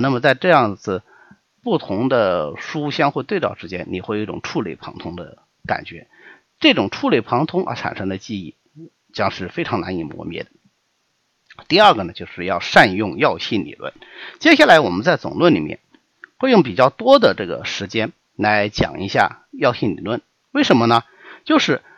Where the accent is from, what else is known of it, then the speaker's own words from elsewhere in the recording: China; 我们中国人